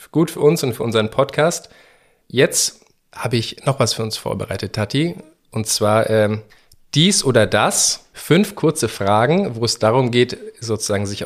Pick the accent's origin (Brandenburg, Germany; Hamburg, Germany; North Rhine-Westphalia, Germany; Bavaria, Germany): Bavaria, Germany; Munich; äh, und ich bin äh, 33, äh, bald 34 Jahre alt. Äh, ich komme aus München.